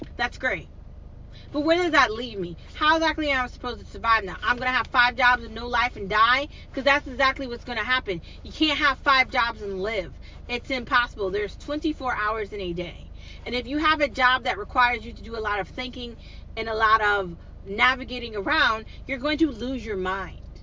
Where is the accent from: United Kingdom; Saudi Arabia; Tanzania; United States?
United States; I'm American. It's how I was raised. It's how I grew up